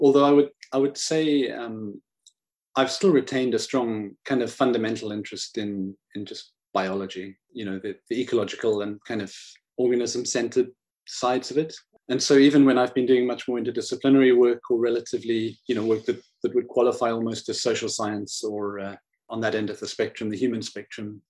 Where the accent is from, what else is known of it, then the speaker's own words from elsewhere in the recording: Zimbabwe; growing up in Zimbabwe, of course, it's a wonderful place with the outdoors